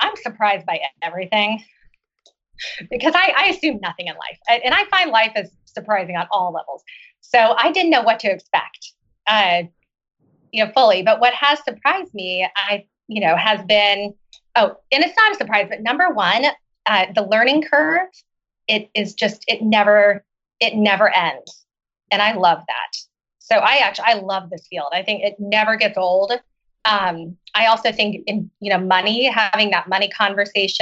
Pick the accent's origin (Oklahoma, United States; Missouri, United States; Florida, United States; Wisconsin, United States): Oklahoma, United States; moved away as an adult; also born or lived in China / Seattle; I grew up in Oklahoma.